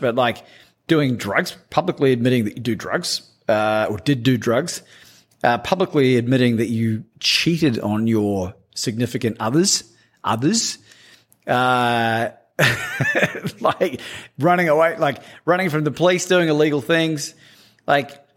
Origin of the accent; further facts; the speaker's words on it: New Zealand; growing up in New Zealand